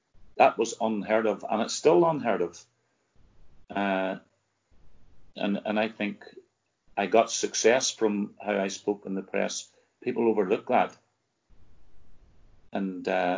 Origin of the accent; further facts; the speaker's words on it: Northern Ireland, United Kingdom; moved away; also born or lived in Kilmarnock, Scotland; I come from Northern Ireland